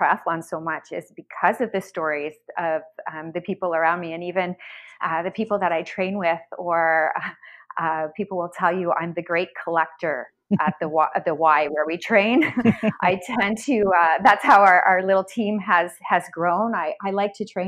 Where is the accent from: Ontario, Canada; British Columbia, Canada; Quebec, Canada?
Ontario, Canada; London; I grew up in London, Ontario